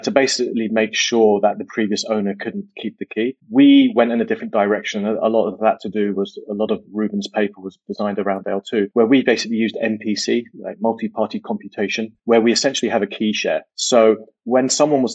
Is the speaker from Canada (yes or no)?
no; United Kingdom; also born or lived in Silicon Valley, United States; I'm British, but I spent some time in the US, worked in Silicon Valley, then moved back to the UK